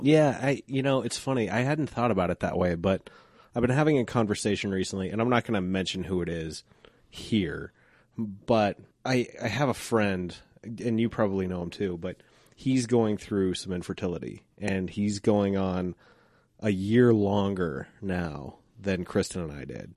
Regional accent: Applewood, Colorado, United States; when I grew up in Applewood, I used to ride my bike to school

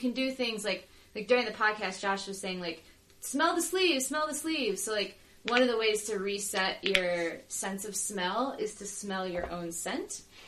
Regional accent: Northeast, United States; Like, I grew up in the Northeast, I don't know.

